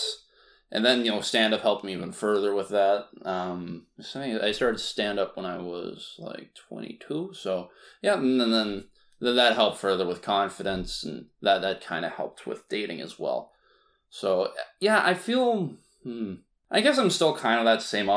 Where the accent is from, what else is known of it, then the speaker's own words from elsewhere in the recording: Vancouver, British Columbia, Canada; I grew up in Vancouver, most of my life